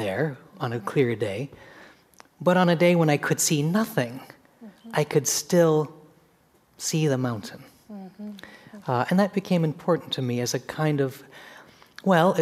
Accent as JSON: {"language": "English", "town": "Seattle", "region": "Washington", "country": "United States", "tie": "born or raised there", "said": "growing up in Seattle, the mountain was of the whole fabric in which my sister and I grew up"}